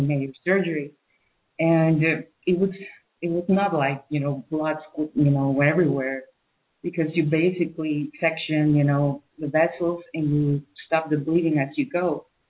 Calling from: Spain; I'm calling from Spain

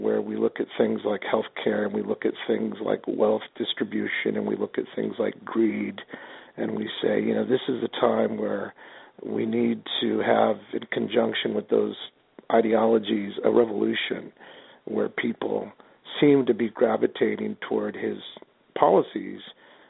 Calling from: Rancho Cucamonga, California, United States; I'm calling from California, Rancho Cucamonga.

